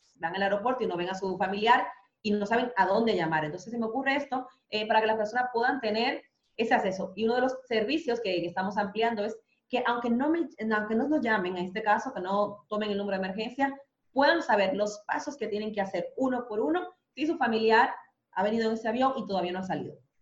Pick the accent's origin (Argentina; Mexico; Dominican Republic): Dominican Republic; moved away as an adult; also born or lived in Spain; now in Madrid, Spain; yo siendo dominicana